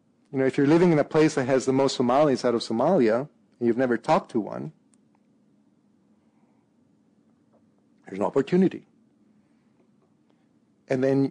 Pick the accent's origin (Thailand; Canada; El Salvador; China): El Salvador; also born or lived in Minnesota / England; now in San Francisco, United States; When I grew up in El Salvador